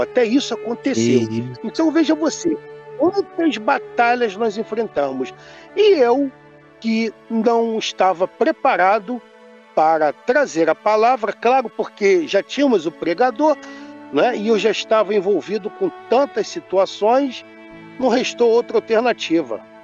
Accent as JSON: {"language": "Portuguese", "region": "Rio de Janeiro", "country": "Brazil", "said": "Nós somos oriundos do estado do Rio de Janeiro."}